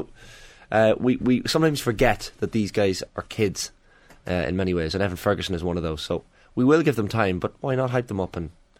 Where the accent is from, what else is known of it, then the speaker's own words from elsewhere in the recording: Ireland; we're Irish